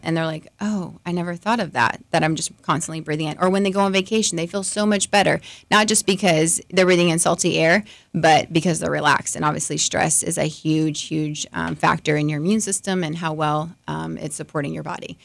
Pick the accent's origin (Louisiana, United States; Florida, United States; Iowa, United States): Florida, United States; Orlando; moved away as an adult; now in Lakeland, United States; I'm originally from Orlando, so not too far away